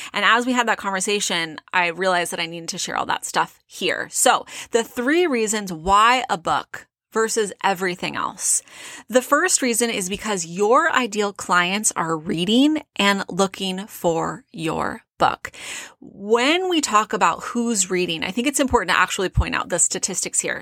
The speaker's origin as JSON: {"language": "English", "area": "South Orange County", "region": "California", "country": "United States", "tie": "born or raised there", "moved": "yes", "lives_now": "Phoenix, United States", "said": "I grew up in South Orange County."}